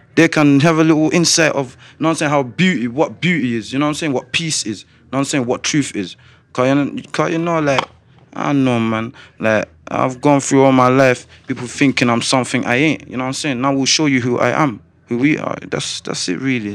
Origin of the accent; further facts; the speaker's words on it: Coventry, West Midlands, United Kingdom; also born or lived in Slough / Gambia; I was born in Slough. I got sent to Gambia when I was two years old. I came back straight to Coventry at eight.